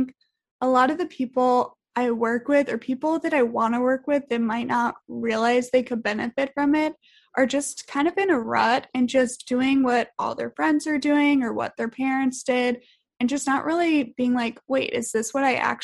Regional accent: Richmond, Virginia, United States; moved away; we both grew up for the most part. We're from Richmond, Virginia

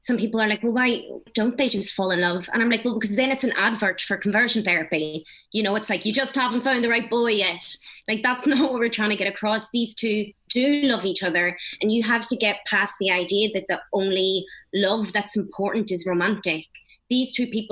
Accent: Belfast, Northern Ireland, United Kingdom; that's where I'm from Belfast

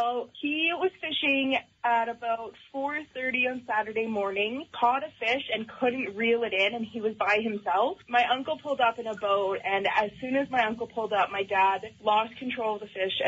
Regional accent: Northwest Territories, Canada; and we're from the Northwest Territories

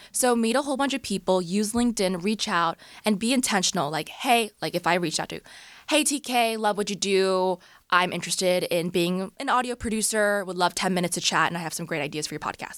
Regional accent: Orange County, California, United States; moved away as an adult; also born or lived in Bay Area; now in Los Angeles, United States; I was born and raised in Orange County, so not too far from here

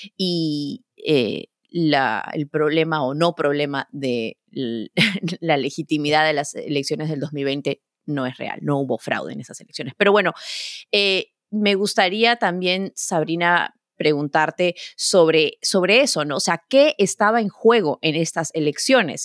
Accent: Peru; moved away as an adult; now in New York, United States; como peruana que vivo en el extranjero hace, hace ya 20 años

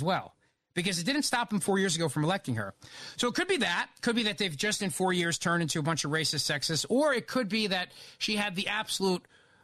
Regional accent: Philadelphia, Pennsylvania, United States; my hometown of Philadelphia

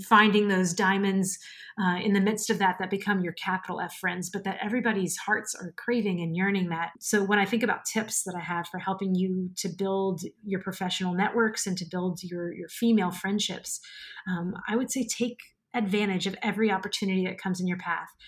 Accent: New Orleans, Louisiana, United States; moved away as an adult; also born or lived in Mobile, Alabama / Central Virginia / Melbourne, Florida; now in Orlando, United States; I am a Cajun from a very swampy town right outside of New Orleans

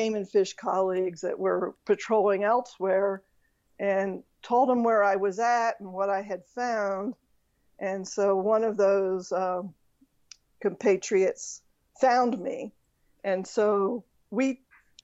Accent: Pennsylvania, United States; now in Arizona, United States; where I grew up in Pennsylvania

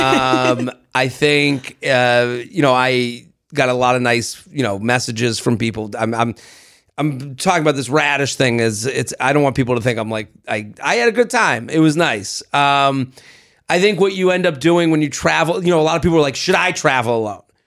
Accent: United States; I'm American in France

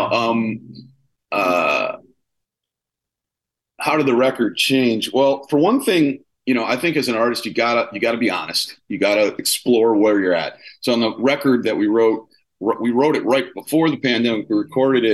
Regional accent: Milwaukee, Wisconsin, United States; now in Los Angeles, United States; I grew up in Milwaukee, like in Wisconsin and then Milwaukee.

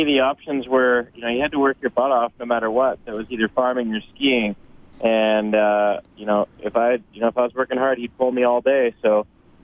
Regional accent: just east of Olds, Alberta, Canada; I grew up just east of Olt, Alberta, on a farm

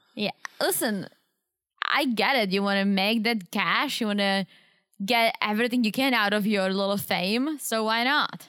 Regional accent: Czechia; English is a second language; moved away; growing up in Czech

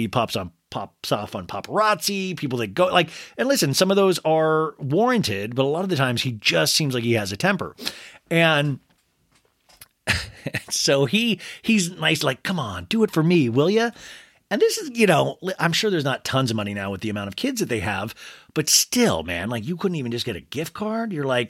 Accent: Kansas, United States; now in Los Angeles, United States; I came from Kansas to Los Angeles, and that is so far, you guys.

